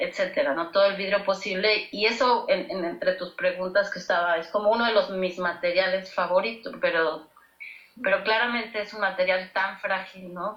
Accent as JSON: {"language": "Spanish", "country": "Mexico", "said": "nuestro país"}